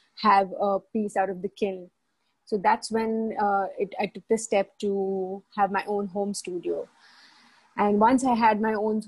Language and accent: English; India; now in Dubai, United Arab Emirates; I come from India. I've been in Dubai for a while.